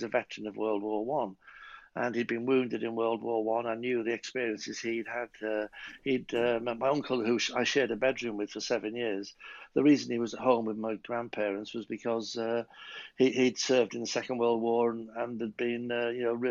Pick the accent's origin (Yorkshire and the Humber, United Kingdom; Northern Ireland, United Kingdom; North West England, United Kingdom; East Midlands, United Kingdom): North West England, United Kingdom; Winsford; also born or lived in Liverpool; we got a council house of our own built in a town called Winsford. And we moved